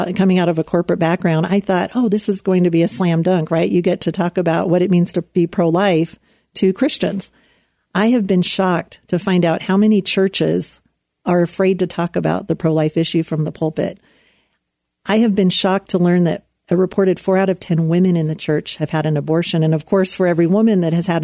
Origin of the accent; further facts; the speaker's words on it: Anaheim, California, United States; When I was a teenager growing up in Anaheim, California, I was just a few miles away from Disneyland